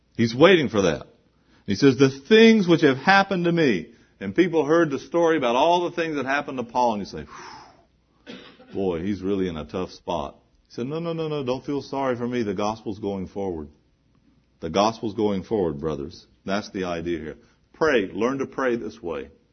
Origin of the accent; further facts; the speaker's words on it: the South, United States; I was growing up in the South, we had this little gospel chorus we used to sing.